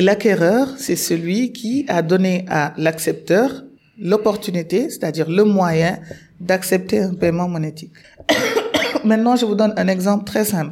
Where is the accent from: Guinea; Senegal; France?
Senegal; moved away as an adult; also born or lived in Morocco; je suis sénégalaise